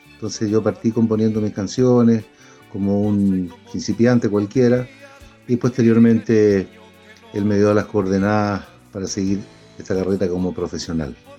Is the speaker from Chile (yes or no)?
yes; Chile; also born or lived in Mexico; tomé la decisión de volver a Chile eh, para poder eh, ser profeta en mi tierra. Entonces desarrollé mi carrera en mi país